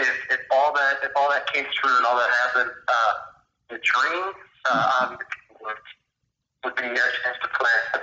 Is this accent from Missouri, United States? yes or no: yes; St. Louis, Missouri, United States; growing up around St. Louis